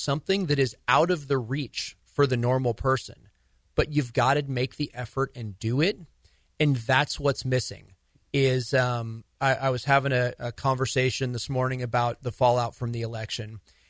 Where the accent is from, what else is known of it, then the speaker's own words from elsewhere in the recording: California, United States; I grew up in Shasta County. I know the area very well.